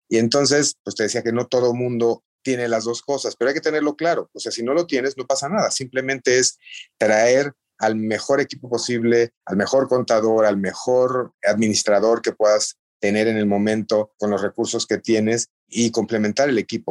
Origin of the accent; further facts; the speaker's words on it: Mexico; como mexicanos